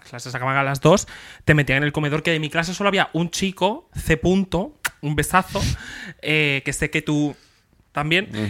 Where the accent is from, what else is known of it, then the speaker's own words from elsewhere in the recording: Extremadura, Spain; en mi pueblo había dos colegios y dos institutos y básicamente de un del Sotomayor y Terrazas te ibas al Carande